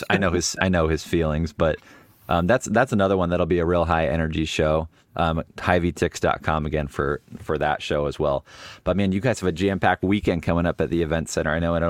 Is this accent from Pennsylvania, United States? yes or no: no; San Jose, California, United States; now in Des Moines, United States; So I was born and raised in the Bay Area, San Jose, right down the road from where the 49ers training facility is.